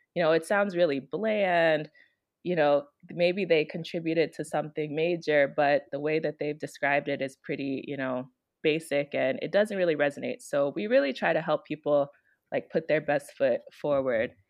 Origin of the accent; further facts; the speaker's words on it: Chicago, Illinois, United States; also born or lived in Maryland / Washington, D.C.; now in Africa; I'm originally from Chicago, Illinois